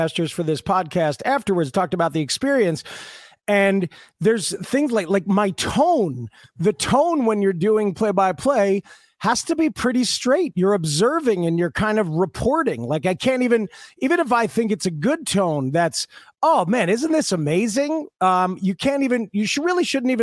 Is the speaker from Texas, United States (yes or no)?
no; New Jersey, United States; I grew up in New Jersey in the 70s